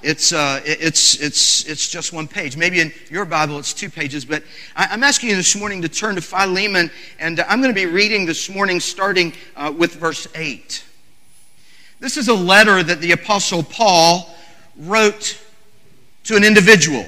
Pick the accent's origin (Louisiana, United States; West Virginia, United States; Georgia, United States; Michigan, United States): West Virginia, United States; I'm from West Virginia